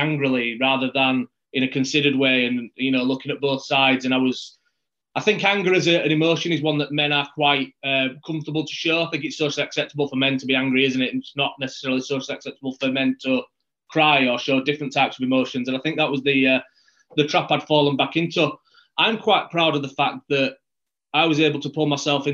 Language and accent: English; Yorkshire and the Humber, United Kingdom; I'm from West Yorkshire